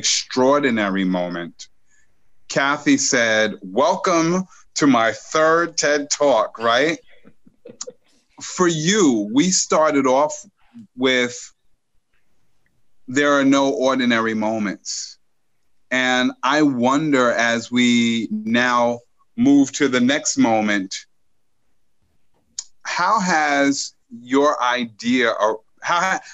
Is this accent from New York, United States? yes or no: yes; New York, United States; I'm a New Yorker